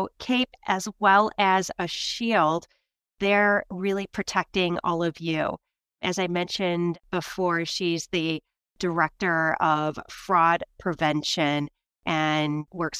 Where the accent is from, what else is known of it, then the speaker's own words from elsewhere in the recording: Michigan, United States; now in New York, United States; I'm from the Midwest. I'm from Michigan.